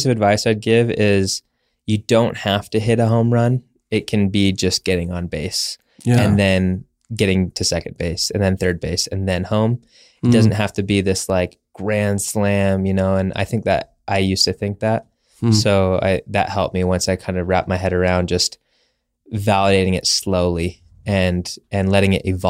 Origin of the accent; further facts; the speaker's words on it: Arizona, United States; Mackenzie Bauer, she's from Utah. I'm originally from Arizona.